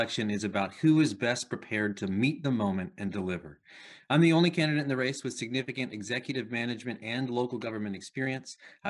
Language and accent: English; Anchorage, Alaska, United States; This is my hometown